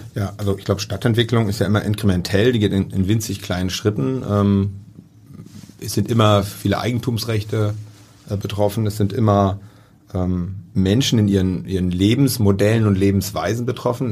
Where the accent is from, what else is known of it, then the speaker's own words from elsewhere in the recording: near Rotterdam, South Holland, Netherlands; now in Hamburg, Germany; ich bin in der Nähe von Rotterdam geboren